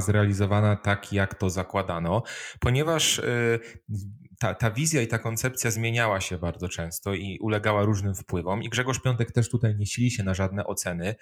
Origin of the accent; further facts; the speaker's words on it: Wrocław, Lower Silesian Voivodeship, Poland; ja jestem Breslauerem, bo jestem wrocławianinem i uwielbiam historię swojego miasta Wrocławia